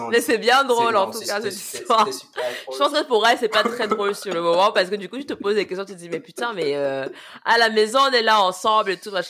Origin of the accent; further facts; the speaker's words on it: France; mais moi je suis française moi